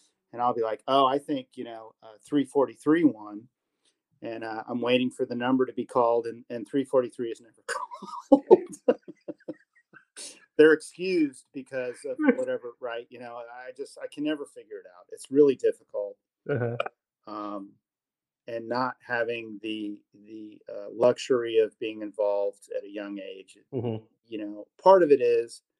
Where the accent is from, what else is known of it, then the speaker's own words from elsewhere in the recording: California, United States; now in Columbia, Missouri, United States; I grew up in California